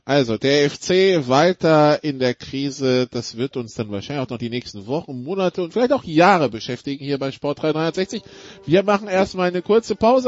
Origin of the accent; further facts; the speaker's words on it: France; als Franzose